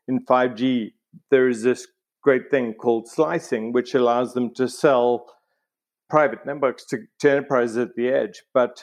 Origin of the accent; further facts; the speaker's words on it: South Africa; moved away; also born or lived in Cambridge, United Kingdom; I grew up in South Africa